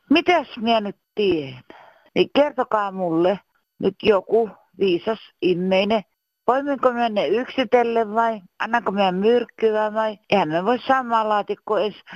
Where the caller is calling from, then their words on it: Loimaa, Southwest Finland, Finland; tälleen olen Loimalta